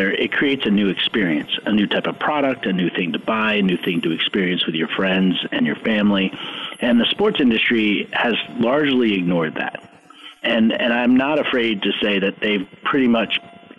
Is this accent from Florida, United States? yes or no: no; New York, United States; I grew up in New York